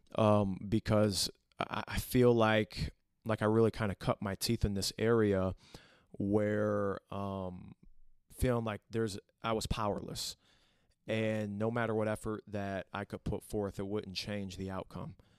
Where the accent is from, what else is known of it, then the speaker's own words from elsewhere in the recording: Toledo, Ohio, United States; Born and raised in Toledo, Ohio